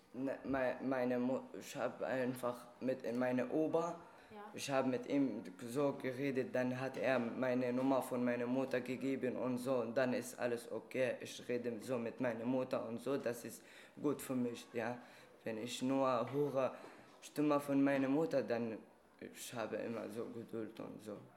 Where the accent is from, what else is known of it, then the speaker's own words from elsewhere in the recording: Syria; German is a second language; also born or lived in Libya; now in Germany; bei uns in Syrien.